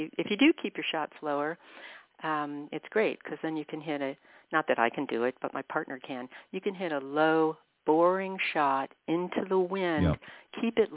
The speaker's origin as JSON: {"language": "English", "town": "Washington", "region": "District of Columbia", "country": "United States", "also_born_or_lived": "Ireland", "moved": "as an adult", "lives_now": "Arizona, United States", "said": "I'm from Washington, D.C. originally, where it's hot, sticky, muggy."}